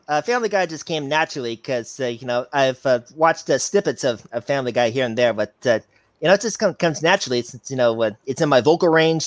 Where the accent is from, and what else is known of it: Chicago, Illinois, United States; now in Cedar Rapids, United States